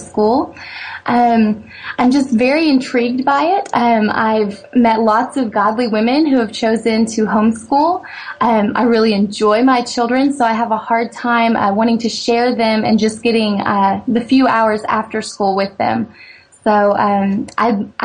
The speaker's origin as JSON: {"language": "English", "town": "Fayetteville", "region": "Arkansas", "country": "United States", "tie": "born or raised there", "said": "I grew up in Fayetteville, Arkansas"}